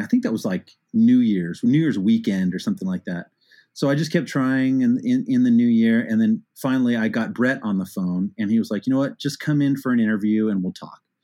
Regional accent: Arcadia, California, United States; in the suburb like Arcadia

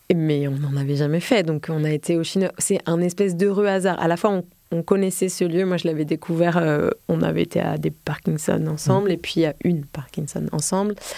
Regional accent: Combs-la-Ville, Île-de-France, France; j'ai grandi dans le 77, à Comble-la-Ville, une petite banlieue

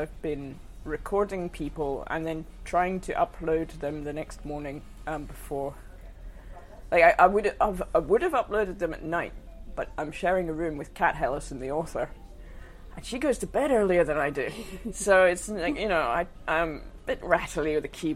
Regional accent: Australia; now in Glasgow, United Kingdom; I'm from Australia

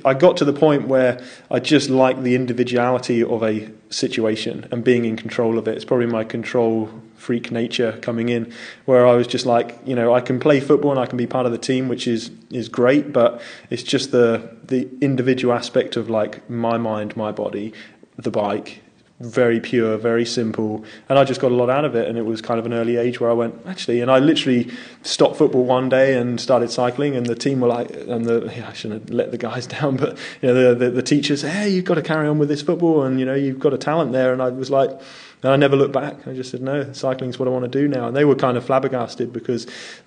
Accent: southern England, United Kingdom; Grew up southern England

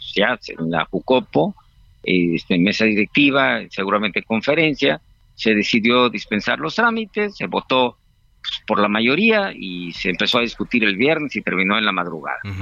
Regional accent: Guerrero, Mexico; Yo soy de Guerrero

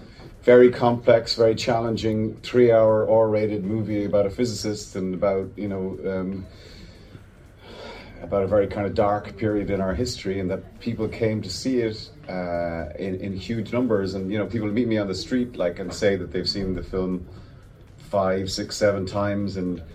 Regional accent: Ireland; I'm really proud Irishman. I have to say that. Of course I am. It means a lot to me, you know, to be Irish.

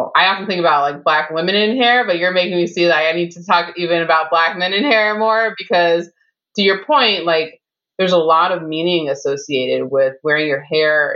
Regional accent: Chicago, Illinois, United States; I'm from the South Side of Chicago

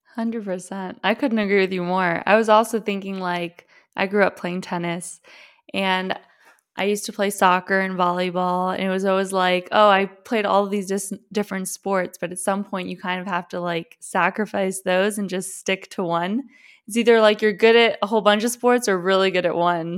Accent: Miami, Florida, United States; growing up in Miami

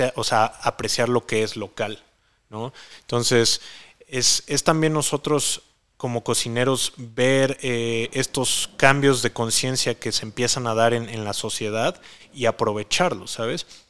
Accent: Mexico; aquí en México

